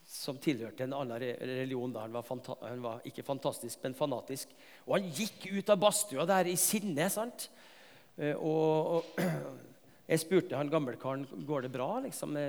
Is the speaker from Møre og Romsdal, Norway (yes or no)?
yes; Tingvoll, Møre og Romsdal, Norway; moved away; på Tingvoll i heimbygda mi